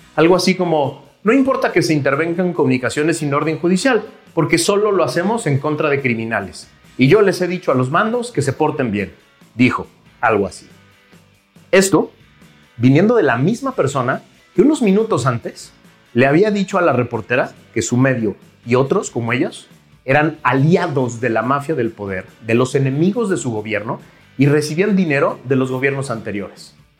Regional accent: Mexico; relacionarnos como mexicanos

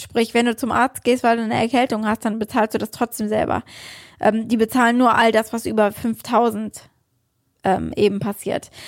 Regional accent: Germany; now in New York, United States

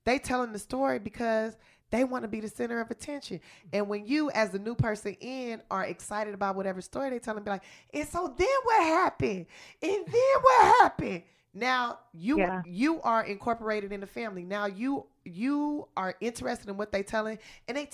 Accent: Los Angeles, California, United States; I'm from South Central Los Angeles

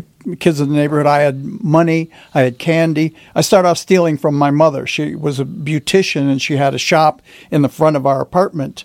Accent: Detroit, Michigan, United States; as a boy growing up in Detroit

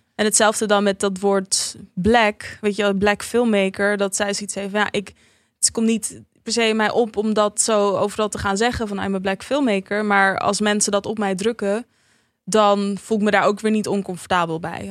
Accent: Netherlands; ik ben opgegroeid in Nederland

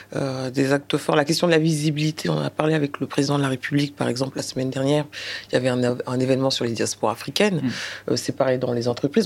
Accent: France; mes parents sont originaires du Sénégal. Le Sénégal était euh, un territoire d'outre-mer avant. Voilà, donc je suis né en France

